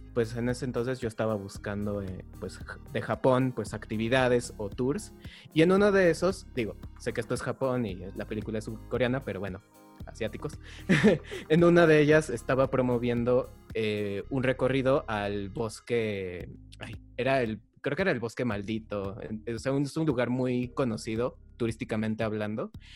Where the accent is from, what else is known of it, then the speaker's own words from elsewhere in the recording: Mexico; nosotros somos de México